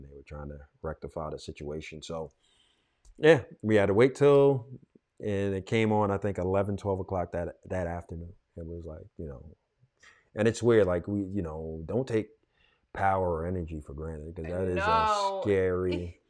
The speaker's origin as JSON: {"language": "English", "town": "New York City", "region": "New York", "country": "United States", "tie": "born or raised there", "also_born_or_lived": "Corona, Queens", "said": "I grew up, you know, I'm from Queens, Rosedale, Queens, which is kind of suburban-ish"}